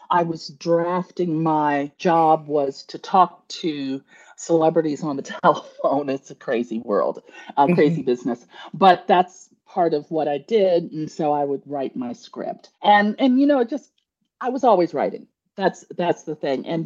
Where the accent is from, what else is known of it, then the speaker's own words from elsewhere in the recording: Midwest, United States; also born or lived in Chicago / New York / Washington, D.C.; now in Savannah, United States; I was originally from the Midwest, spent many years in Chicago, lived in New York, lived okay. in Washington, D.C., and now I'm in the warmth and luxurious Savannah, Georgia.